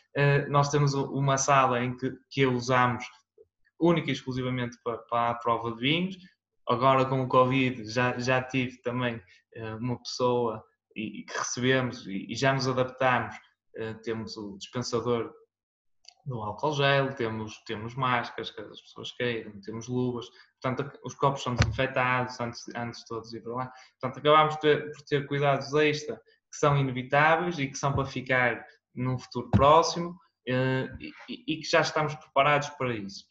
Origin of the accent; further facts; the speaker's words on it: Guimarães, Norte, Portugal; eu nasci cá em Guimarães